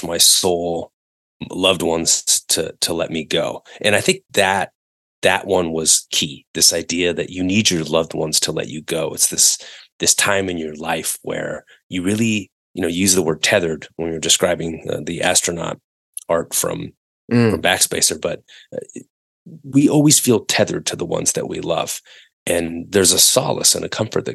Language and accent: English; Northern California, United States; growing up in Northern California